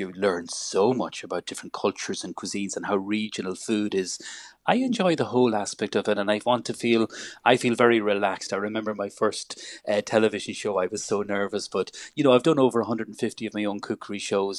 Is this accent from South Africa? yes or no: no; Ireland